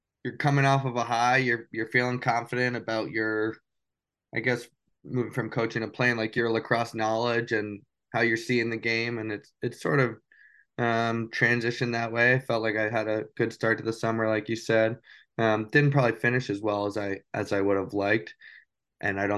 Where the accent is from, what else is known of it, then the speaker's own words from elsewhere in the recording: New Hampshire, United States; moved away as an adult; Growing up in New Hampshire